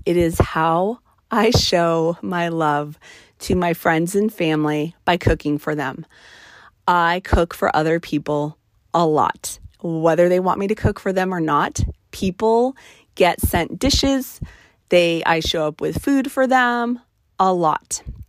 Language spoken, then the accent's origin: English; New Mexico, United States; on my mother's side of the family, we are from New Mexico.